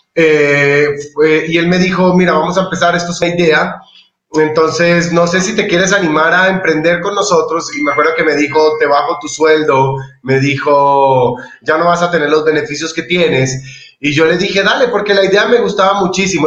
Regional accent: Colombia; now in Ecuador; yo soy colombiano, pero soy de corazón ecuatoriano.

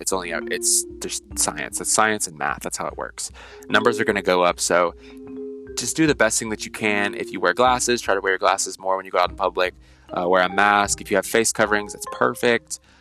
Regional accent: United States; being an American

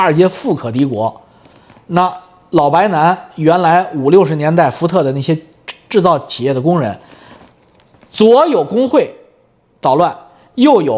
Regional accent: China; moved away; 我们都是中国人

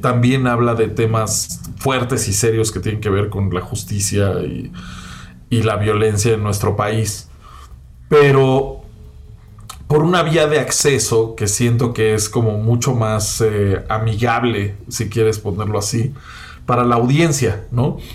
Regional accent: Mexico City, Mexico; que soy chilango

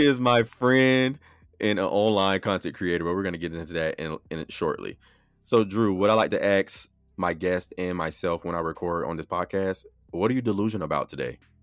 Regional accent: Florida, United States; now in Atlanta, United States; I was born and raised in Florida

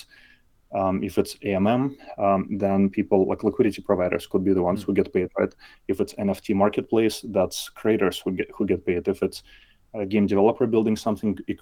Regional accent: Belarus; moved away as an adult; now in South Bay Area, United States; I live in South Bay Area, not too far from San Francisco. Originally, I'm from Belarus. So I actually came to US maybe like 14 years ago at this point

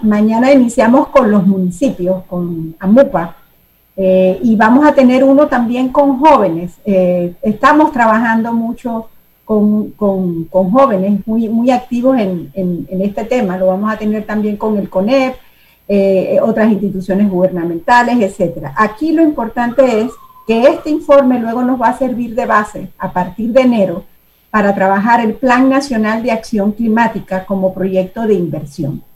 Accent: Panama; construimos como panameños

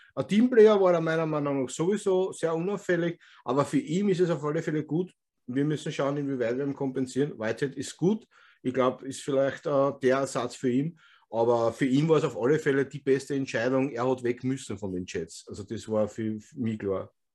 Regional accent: Vienna, Austria; accent: Wiener Schmäh; wir als Österreicher

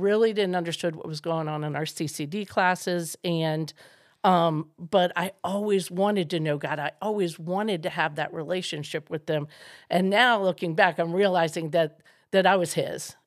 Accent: Maryland, United States; I grew up in Maryland

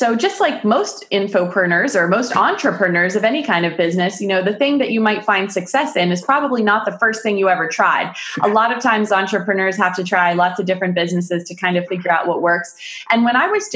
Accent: United States; also born or lived in Pittsburgh, Pennsylvania; I'm from America. I live in Pittsburgh, Pennsylvania, the United States of America

